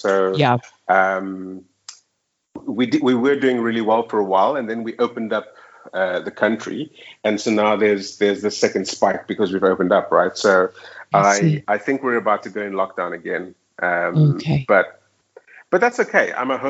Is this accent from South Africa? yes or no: yes; Johannesburg, Gauteng, South Africa; moved away as an adult; now in Dubai, United Arab Emirates; Yeah, so, you know, I'm from South Africa, which is quite a... And I was living in Johannesburg for like the last 15 years